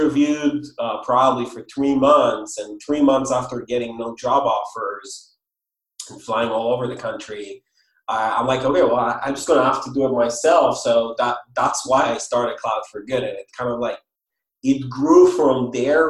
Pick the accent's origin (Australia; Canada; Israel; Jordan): Israel; moved away; I'm originally from Israel, if anyone is wondering about the accent and the name.